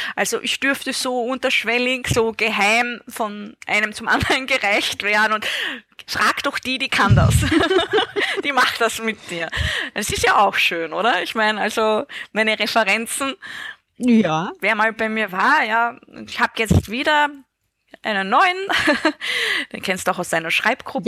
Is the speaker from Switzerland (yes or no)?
no; Styria, Austria; in der Steiermark, da wo ich aufgewachsen bin.